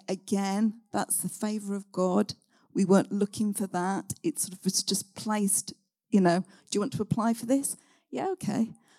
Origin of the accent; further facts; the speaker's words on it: West Midlands, United Kingdom; I come originally from Warwickshire, come here.